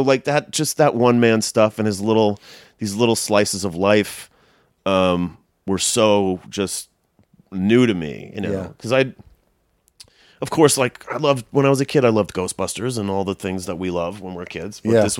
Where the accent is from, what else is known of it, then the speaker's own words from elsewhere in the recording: London, United Kingdom; born there; When I was 11, I was born in London. My dad was working there at the time.